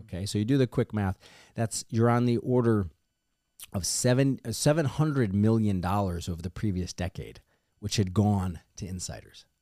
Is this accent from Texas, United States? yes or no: no; Missouri, United States; my home state of Missouri